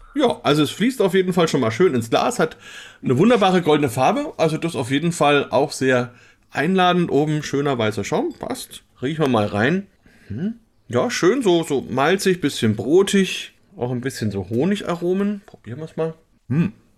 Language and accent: German; Bamberg, Bavaria, Germany; Bamberger wie uns